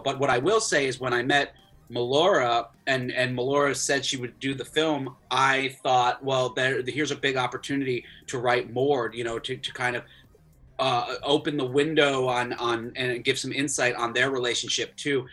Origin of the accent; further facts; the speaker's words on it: Florida, United States; I grew up in Florida